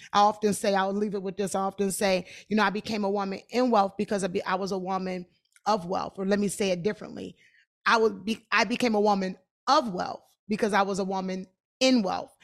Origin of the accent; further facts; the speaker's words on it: Detroit, Michigan, United States; I am from Detroit